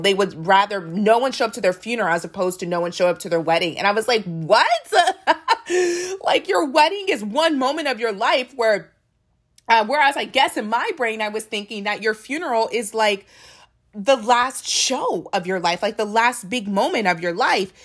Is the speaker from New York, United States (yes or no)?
no; Maryland, United States; I'm from Maryland